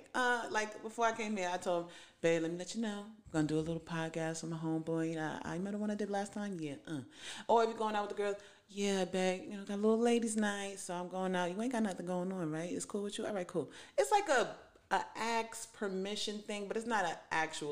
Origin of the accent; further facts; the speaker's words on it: New York, United States; now in California, United States; I'm a New Yorker to the core